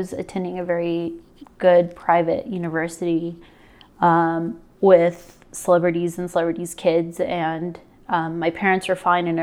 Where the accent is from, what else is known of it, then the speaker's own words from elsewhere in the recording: Phoenix, Arizona, United States; moved away as an adult; also born or lived in Denver, Colorado / Los Angeles, California; now in Idaho Falls, United States; I grew up in Phoenix for the better part of 20 years